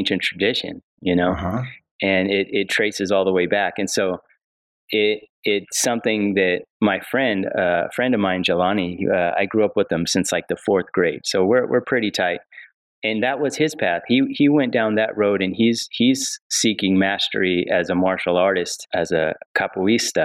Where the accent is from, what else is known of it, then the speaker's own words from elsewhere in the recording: Rialto, California, United States; I grew up in a city called Rialto. It's like an hour east